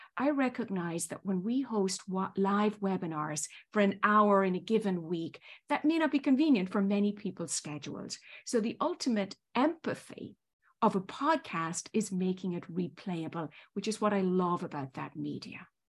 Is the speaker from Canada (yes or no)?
no; Ireland; moved away as an adult; also born or lived in Northern Ireland / Spain; now in New York, United States; as the accent probably still betrays, I was born and raised in Ireland, went to school in Ireland, Northern Ireland and Southern Ireland